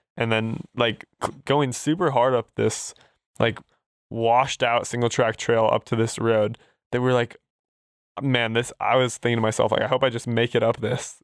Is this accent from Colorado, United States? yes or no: yes; Durango, Colorado, United States; I'm, I'm actually born and raised in Durango, Colorado.